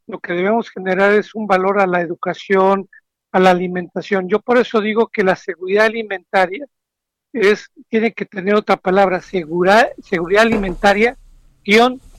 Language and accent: Spanish; Veracruz, Mexico; Yo soy de Veracruz y estoy acostumbrado mucho a las gorditas, las picaditas, pero no a la fruta.